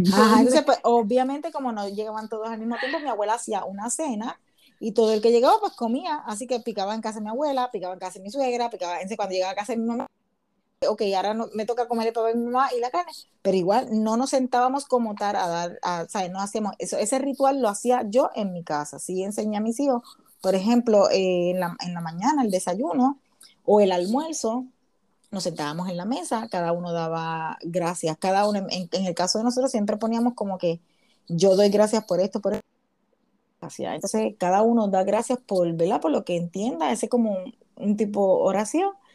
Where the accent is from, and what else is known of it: Puerto Rico; moved away as an adult; now in United States